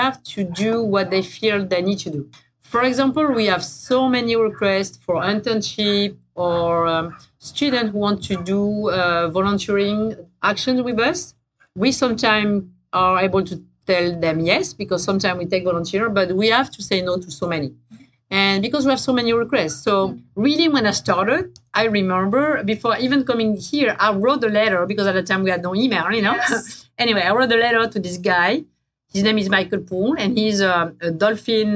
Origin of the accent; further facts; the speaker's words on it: France; accent: French; English is a second language; moved away; my French accent